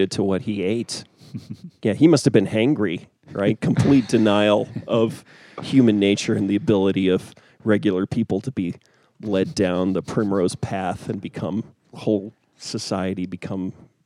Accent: United States; I'm an American

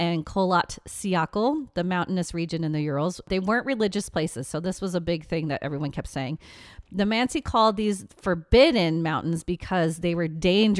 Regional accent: England, United Kingdom; We're very English. We're very sorry.

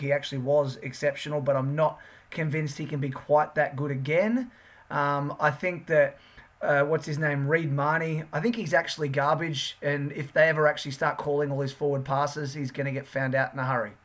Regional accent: Sydney, New South Wales, Australia; We're from the Northern Beaches

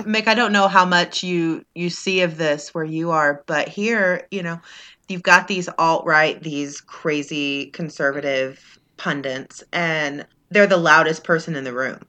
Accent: Texas, United States; I'm from Texas, and I don't speak Spanish

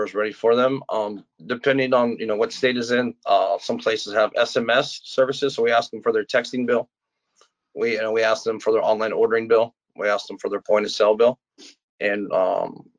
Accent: Florida, United States; I'm from Florida

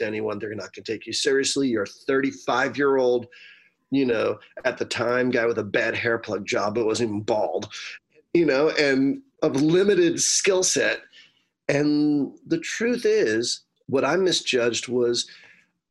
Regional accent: United States; being an American and being a strong lyricist

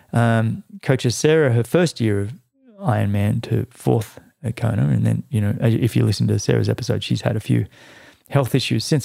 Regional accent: Australia; as an Australian

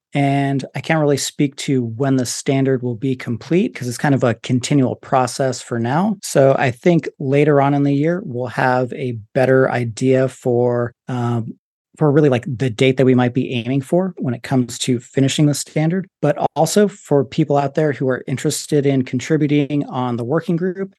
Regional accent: Las Vegas, Nevada, United States; I'm even from Vegas

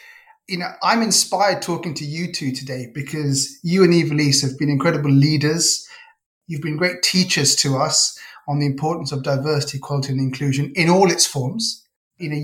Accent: London, United Kingdom; And I grew up in Northwest London, in a suburb of London, which is in the borough of Harrow.

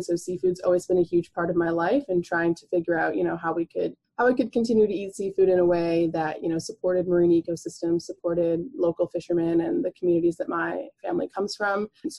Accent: Guelph, Ontario, Canada; I'm a master's student. I'm also working with Dr. Phil Loring. I'm originally from Guelph.

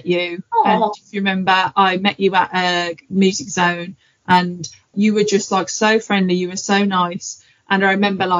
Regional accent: Black Country, West Midlands, United Kingdom; I'm from the Black Country, guys. Everyone thinks I'm from Birmingham, from Black Country.

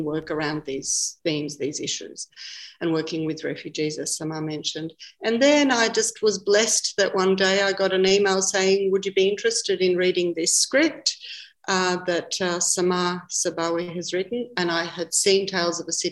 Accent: Victoria, Australia; also born or lived in Bulgaria; I came to Australia as a child in the early 70s. And I did my primary school, most of my primary schooling

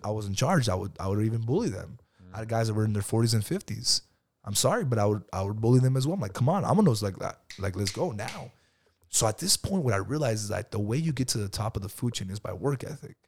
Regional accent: Lamont, California, United States; I grew up in Lamont, bro, and my dad used to come to Bakersfield

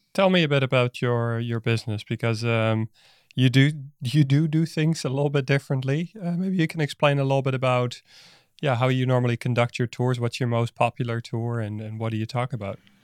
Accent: Netherlands; now in Berlin, Germany; I'm Dutch myself, so I'm not from Berlin

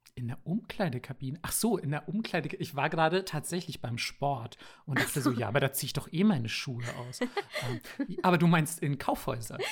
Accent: Bavaria, Germany; also born or lived in Japan; weil ich hier aus Bayern komme

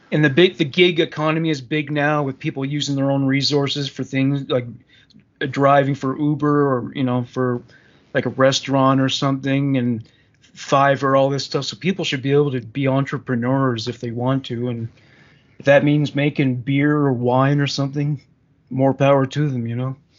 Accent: Canada; as a Canadian

